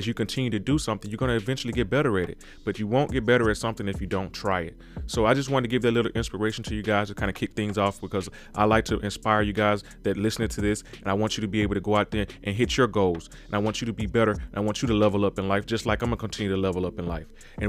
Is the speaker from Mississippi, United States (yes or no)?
yes; Mississippi, United States; because I'm from Mississippi, and when sometimes you're in that town, you're in that small town, you just don't have the vision enough to kind of think beyond where you are.